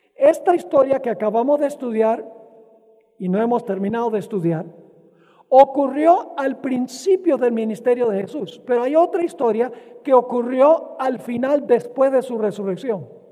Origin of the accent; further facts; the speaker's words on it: Venezuela; Cuando yo era niño, crecí en Venezuela